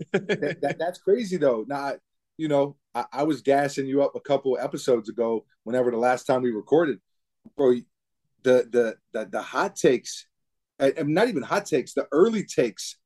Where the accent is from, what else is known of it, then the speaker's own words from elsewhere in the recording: New York City, New York, United States; growing up in New York City, basketball is such a huge part of the culture